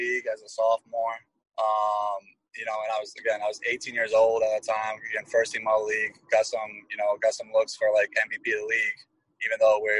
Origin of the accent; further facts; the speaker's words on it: Brooklyn, Connecticut, United States; moved away as an adult; also born or lived in North Providence, Rhode Island; now in Boston, United States; I'm from a small town in Connecticut. I'm from Brooklyn, Connecticut, originally. Went to Griswold High School